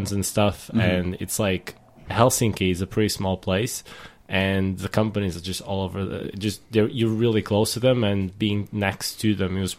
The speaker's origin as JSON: {"language": "English", "country": "Portugal", "moved": "as an adult", "lives_now": "United Kingdom", "said": "I come from Portugal"}